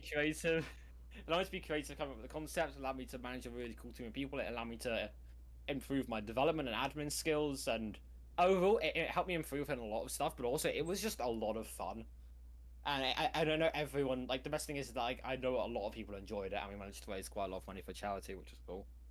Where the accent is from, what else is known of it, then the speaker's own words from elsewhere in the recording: United Kingdom; I'm British.